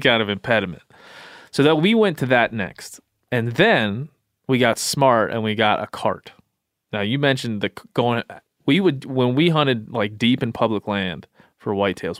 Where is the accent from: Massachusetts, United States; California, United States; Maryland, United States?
Maryland, United States; I grew up in Maryland